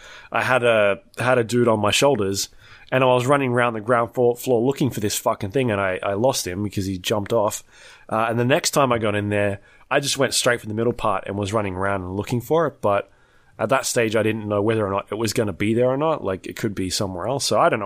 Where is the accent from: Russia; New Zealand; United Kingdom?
New Zealand; Are you from Australia? No, we're from New Zealand.